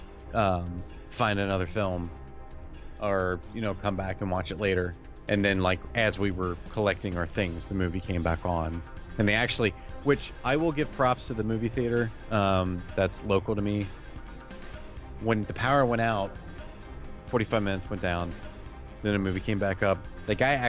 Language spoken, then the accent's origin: English; United States; as an American who watches not a lot of foreign films